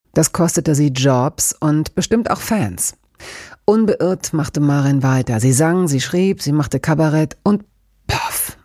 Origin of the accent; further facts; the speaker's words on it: Lower Saxony, Germany; ich als Tochter Niedersachsens